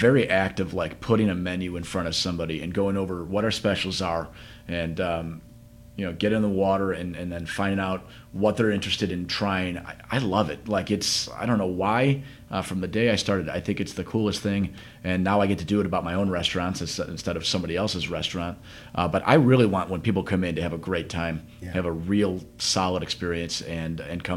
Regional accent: Chicago, Illinois, United States; I'm from South Side of Chicago

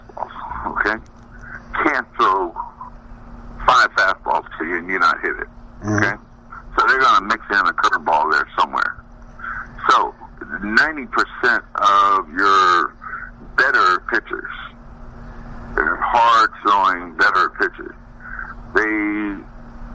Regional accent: Los Angeles, California, United States; growing up in Los Angeles

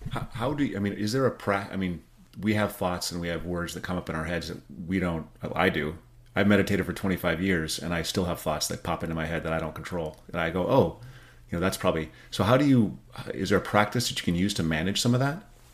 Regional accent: United States; as an American

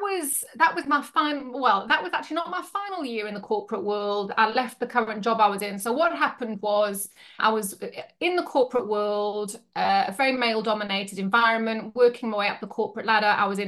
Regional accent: South Africa; moved away as an adult; now in Yorkshire, United Kingdom; I was born in Yorkshire, but then when I was six, I moved to South Africa and I basically grew up over there. And then I came back to Yorkshire in 2000.

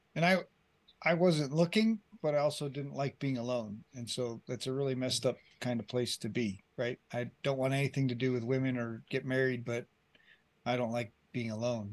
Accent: Colorado, United States; moved away as an adult; also born or lived in Colombia; I grew up here in Colorado

